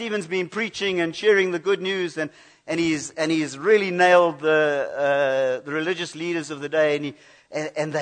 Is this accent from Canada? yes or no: no; United Kingdom; I come from Britain